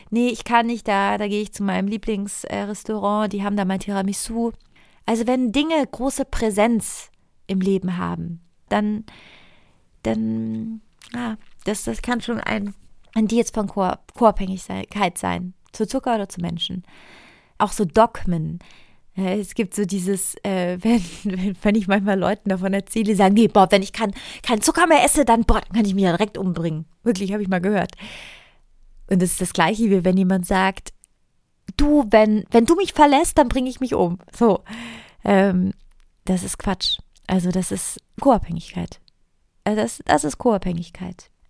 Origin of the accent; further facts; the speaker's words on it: Italy; Ich komme aus Italien. Wenn wir nicht essen, reden wir über Essen. Also meine, ich bin so aufgewachsen in meiner Familie.